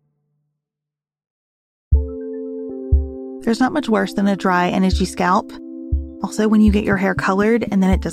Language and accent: English; United States; as an American